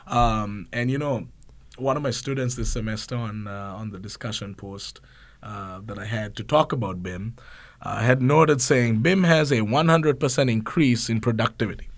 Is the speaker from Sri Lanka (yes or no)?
yes; Sri Lanka; moved away as an adult; also born or lived in Georgia, United States; an international student. So I came from Sri Lanka